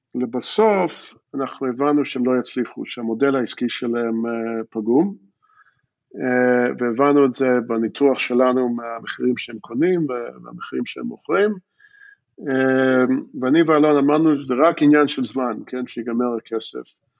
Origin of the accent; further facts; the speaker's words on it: Jerusalem, Jerusalem District, Israel; accent: American; first language English; Hebrew is a second language; also born or lived in Philadelphia, United States; באתי מפילדלפיה לירושלים, אבל לצורך העניין, אה, בגיל שמונה כבר לא זוכרים את הרוב, אז טכנית אני מפילדלפיה, אבל הרבה זמן פה בירושלים